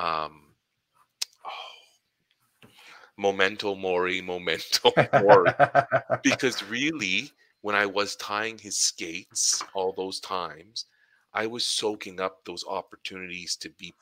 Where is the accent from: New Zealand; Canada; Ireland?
Canada; Ottawa, Ontario; my downtown Ottawa experience, my hometown